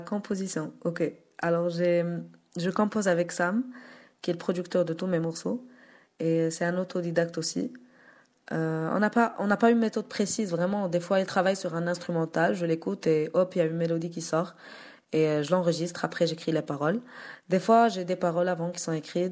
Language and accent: French; Morocco; je suis africaine, je suis marocaine